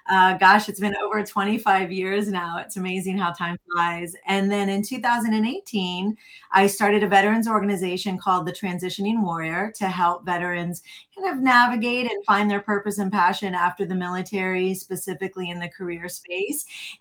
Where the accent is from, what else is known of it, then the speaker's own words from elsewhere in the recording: Florida, United States; moved away as an adult; I actually live in Sebastian, Florida right now. I'm from Florida. I'm actually an Air Force veteran, entered the Air Force after high school, served for about 6 years, and then went to college and then came back to Florida.